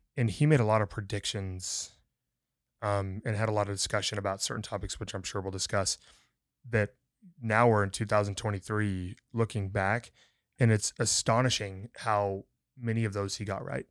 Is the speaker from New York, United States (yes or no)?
no; Montana, United States; moved away; also born or lived in San Angelo, Texas; growing up in Montana